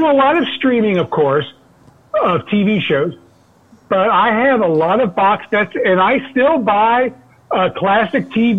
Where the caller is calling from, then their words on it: Cincinnati, Ohio, United States; from Cincinnati.